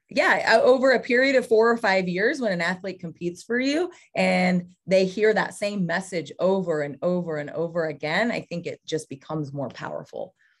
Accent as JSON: {"language": "English", "town": "Ceres", "region": "California", "country": "United States", "tie": "born or raised there", "moved": "yes", "said": "I grew up in the Central Valley of California, went to Ceres"}